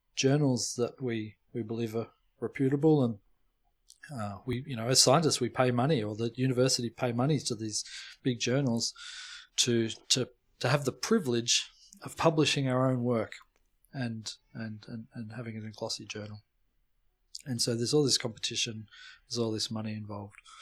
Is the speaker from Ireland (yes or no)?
no; Melbourne, Victoria, Australia; moved away as an adult; now in Cambridge, United Kingdom; I'm originally from Melbourne, born and bred